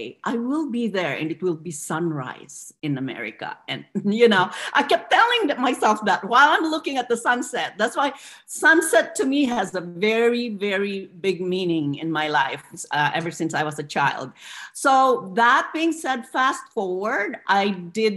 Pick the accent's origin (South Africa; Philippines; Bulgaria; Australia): Philippines; now in United States; I'm an immigrant from the Philippines